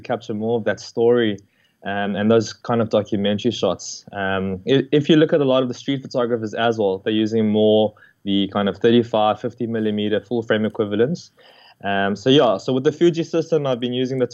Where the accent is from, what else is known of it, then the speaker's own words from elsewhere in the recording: Johannesburg, Gauteng, South Africa; moved away as an adult; now in Cape Town, South Africa; So I'm originally from Joburg. I lived there my whole life and I was born there.